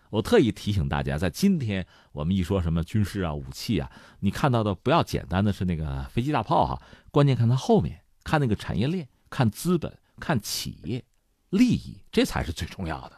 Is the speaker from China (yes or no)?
yes; China; 我们中国人